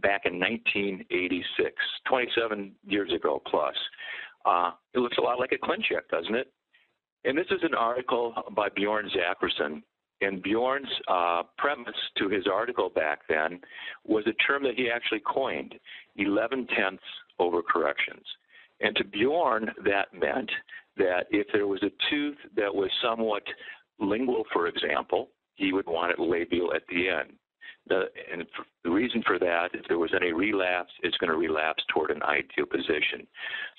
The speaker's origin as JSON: {"language": "English", "town": "Iowa City", "region": "Iowa", "country": "United States", "tie": "born or raised there", "moved": "yes", "lives_now": "Minnesota, United States", "said": "Originally an Iowa boy, born and raised in Iowa City, Iowa. Went to Minnesota and have been in private practice all these years"}